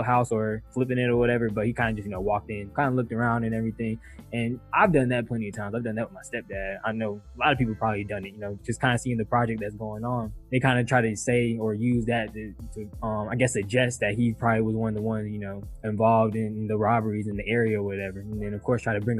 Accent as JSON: {"language": "English", "town": "Atlanta", "region": "Georgia", "country": "United States", "tie": "born or raised there", "said": "I'm a Metro Atlanta City kid"}